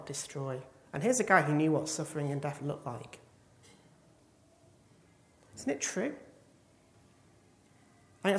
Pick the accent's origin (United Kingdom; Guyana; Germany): United Kingdom; England; as an Englishman